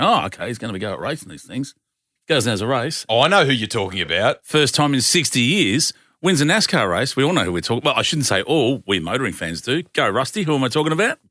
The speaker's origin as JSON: {"language": "English", "country": "Australia", "said": "as an Australian"}